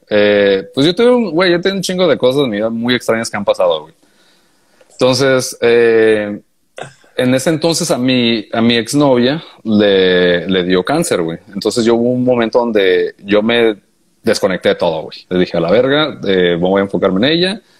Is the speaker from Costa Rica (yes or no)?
no; Honduras; de Honduras, pues, güey, yo soy de Honduras.